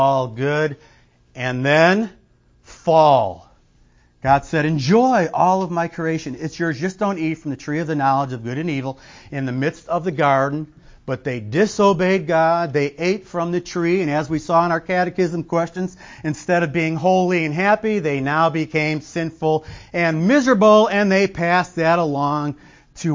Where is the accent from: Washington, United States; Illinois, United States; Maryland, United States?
Illinois, United States; I'm from Illinois